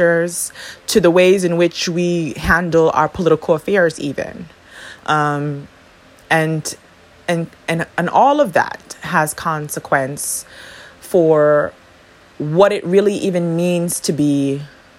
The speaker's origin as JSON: {"language": "English", "country": "U.S. Virgin Islands", "tie": "born or raised there", "moved": "yes", "lives_now": "Saint Vincent and the Grenadines", "said": "I was born and raised in the Caribbean, but possess American citizenship by way of the territorial status of the island upon which I was born. The U.S. Virgin Islands is a U.S. territory"}